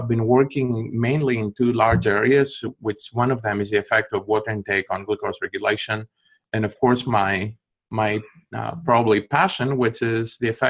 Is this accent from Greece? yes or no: yes; Greece; accent: Greek; moved away as an adult; also born or lived in Athens, Greece; now in Arkansas, United States; I don't have the Arkansas accent. I'm originally from Greece and this is where my accent comes from.